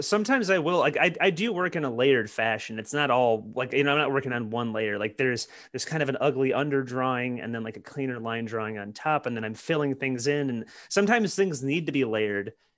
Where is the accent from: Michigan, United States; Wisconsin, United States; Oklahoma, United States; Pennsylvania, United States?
Michigan, United States; Detroit; moved away; growing up in Detroit, you know, you're, you're around all kinds of hardware